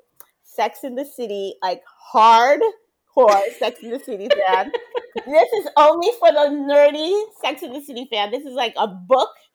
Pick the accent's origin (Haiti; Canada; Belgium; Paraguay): Haiti; now in Miami, United States; I was growing up in Haiti